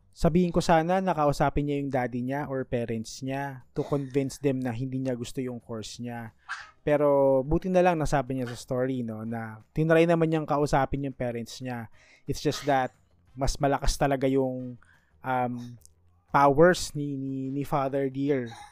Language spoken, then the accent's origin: Tagalog; Manila, Metro Manila, Philippines; since I was born in Manila, I am eligible sa scholarship ng PLM